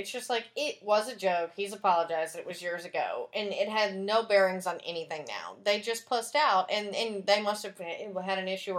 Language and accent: English; East Texas, United States; moved away; also born or lived in Dallas; because I grew up in East Texas, where we actually have alligators, and we would think, we were closer to Louisiana.